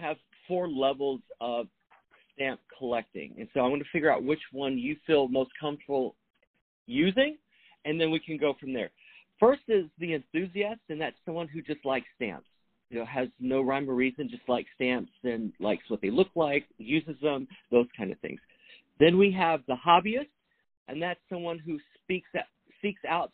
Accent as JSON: {"language": "English", "region": "the South", "country": "United States", "said": "I'm from the South, so we say Coke"}